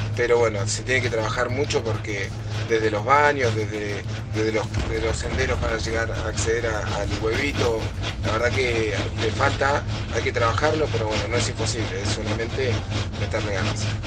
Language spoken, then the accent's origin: Spanish; Argentina; soy atleta paralímpico argentino, represento eh, Argentina